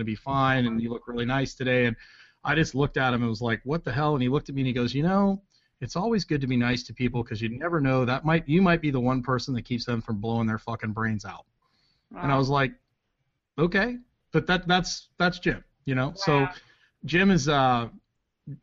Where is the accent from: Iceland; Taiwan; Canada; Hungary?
Canada; Edmonton, Alberta; moved away as an adult; also born or lived in Redding, California / Lynchburg, Virginia; now in United States; I haven't been home since 2001, Edmonton, Alberta